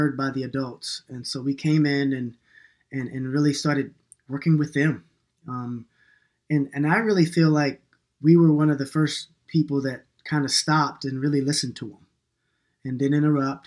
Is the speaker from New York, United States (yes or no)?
yes; New York, United States; moved away; also born or lived in North Carolina / Minneapolis; I was born in New York, and I'm kind of an urban kid sometimes.